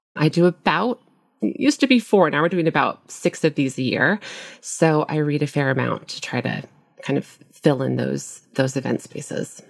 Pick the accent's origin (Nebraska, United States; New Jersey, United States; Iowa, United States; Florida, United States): Nebraska, United States; moved away as an adult; also born or lived in Minnesota; now in Brooklyn, United States; I grew up in the Midwest in a small town in Nebraska.